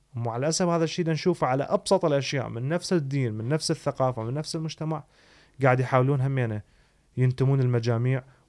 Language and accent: Arabic; Iraq; moved away; انا شكلي كعراقي